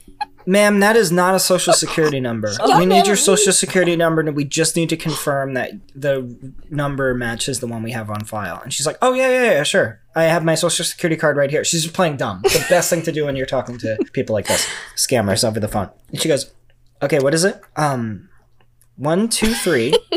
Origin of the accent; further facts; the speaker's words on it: New York, United States; It's calls from New York, so I'm from New York.